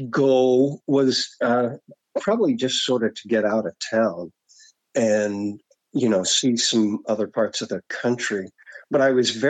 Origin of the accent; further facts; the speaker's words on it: Enid, Oklahoma, United States; Uh, I grew up in a little, um, well, a medium sized town called Enid in Oklahoma.